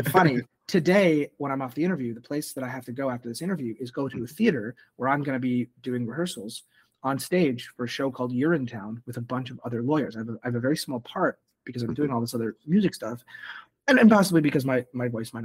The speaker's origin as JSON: {"language": "English", "town": "Montreal", "region": "Quebec", "country": "Canada", "tie": "born or raised there", "also_born_or_lived": "Toronto", "moved": "yes", "said": "I was born in Montreal."}